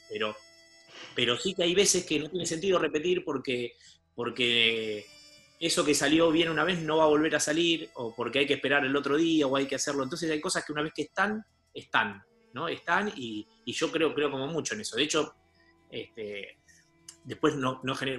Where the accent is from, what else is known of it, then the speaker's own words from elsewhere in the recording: Argentina; nosotros, como argentinos que somos